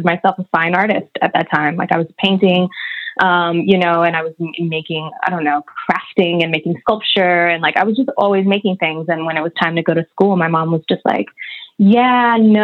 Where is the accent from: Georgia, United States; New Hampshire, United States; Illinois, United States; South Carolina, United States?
Georgia, United States; Atlanta; moved away as an adult; also born or lived in Dubai; now in Los Angeles, United States; Atlanta. Growing up in Atlanta